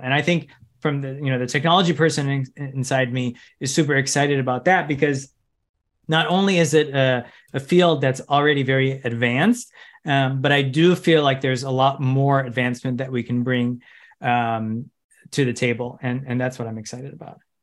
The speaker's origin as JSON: {"language": "English", "area": "Chicago suburbs", "region": "Illinois", "country": "United States", "tie": "born or raised there", "said": "I grew up in Chica, in the Chicago suburbs"}